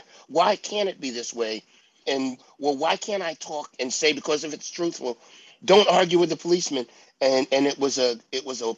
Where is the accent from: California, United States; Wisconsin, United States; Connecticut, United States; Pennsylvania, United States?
Pennsylvania, United States; Pittsburgh; I grew up in Pittsburgh.